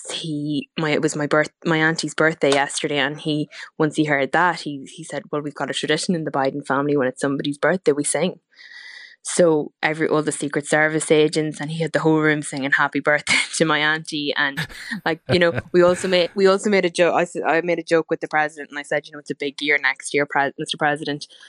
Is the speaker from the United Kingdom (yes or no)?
no; Cooley peninsula, County Louth, Ireland; our family and for our county and the peninsula here in Cooley